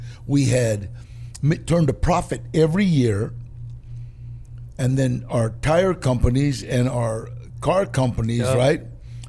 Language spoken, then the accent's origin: English; Los Angeles, California, United States; also born or lived in Echo Park, Los Angeles / Texas; I was raised in Pacoima. I was born on Temple Street, moved to Echo Park, got in trouble, went to Texas for, I was supposed to stay 3 years. I stayed one summer, and then came back